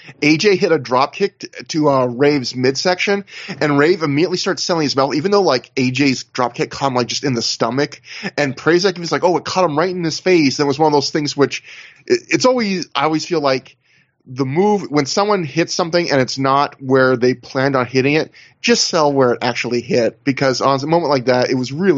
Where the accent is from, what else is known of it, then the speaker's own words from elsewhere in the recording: Canada; I'm Canadian.